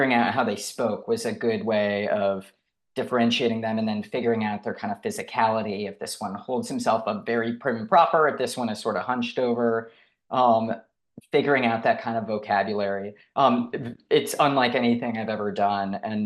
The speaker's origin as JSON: {"language": "English", "town": "Detroit", "region": "Michigan", "country": "United States", "tie": "born or raised there", "said": "I have tremendous pride for my home state and for my home city of Detroit"}